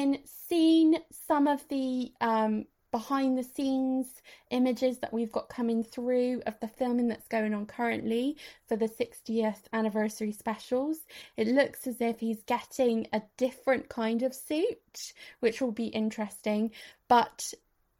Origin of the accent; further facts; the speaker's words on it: West Country, South West England, United Kingdom; we're from the West Country, and for that particular type of shoes, we use the word daps.